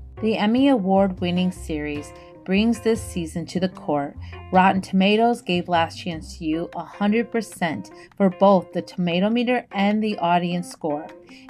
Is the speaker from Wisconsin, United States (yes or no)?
yes; Wisconsin, United States; I made my mom get on a subway. We're from Wisconsin originally, so we got on the subway